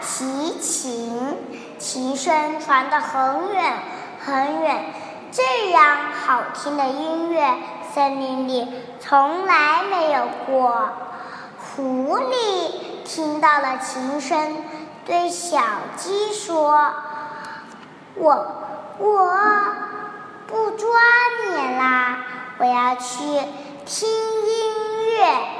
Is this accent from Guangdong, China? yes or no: no; Wenzhou, Zhejiang, China; 我来自浙江温州，今年快五岁了。